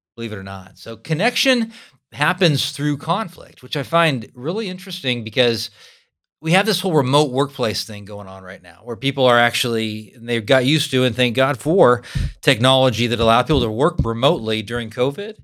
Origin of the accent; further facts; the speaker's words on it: California, United States; moved away as an adult; now in Kansas, United States; I'm a Californian who's lived in Kansas for twenty-five years.